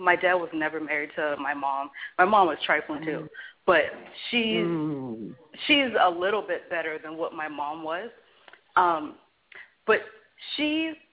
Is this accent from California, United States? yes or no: yes; California, United States; moved away; also born or lived in Newark, New Jersey; I'm from California